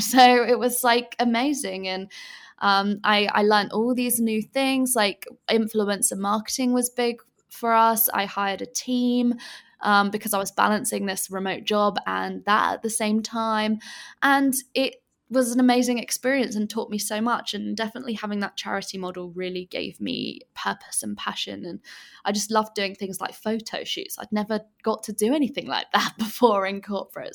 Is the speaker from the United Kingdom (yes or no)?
yes; England, United Kingdom; moved away as an adult; now in Bali, Indonesia